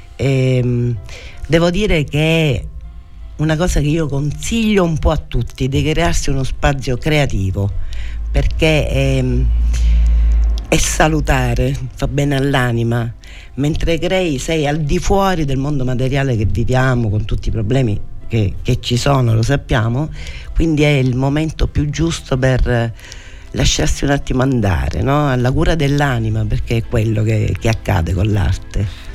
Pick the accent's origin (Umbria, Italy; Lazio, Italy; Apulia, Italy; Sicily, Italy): Sicily, Italy; Forza d'Agrò; sono nata e cresciuta a Forza da d'Agro